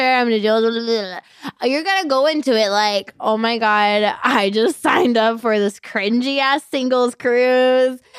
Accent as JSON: {"language": "English", "area": "Gilbert, Mesa, and Tempe", "region": "Arizona", "country": "United States", "tie": "born or raised there", "also_born_or_lived": "Avondale, Arizona", "said": "I mainly grew up on, like, you know, Gilbert, Mesa, and Tempe."}